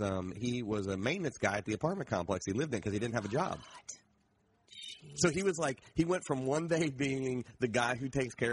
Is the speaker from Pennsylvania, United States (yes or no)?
no; Ohio, United States; I'm from Ohio.